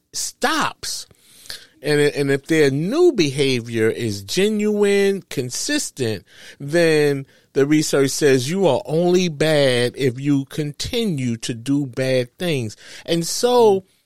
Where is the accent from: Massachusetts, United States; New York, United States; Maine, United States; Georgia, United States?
New York, United States; moved away; I'm from New York